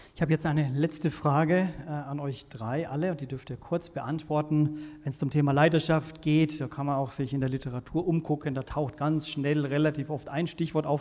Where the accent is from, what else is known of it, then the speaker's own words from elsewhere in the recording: Franconia, Bavaria, Germany; ich komme aus Franken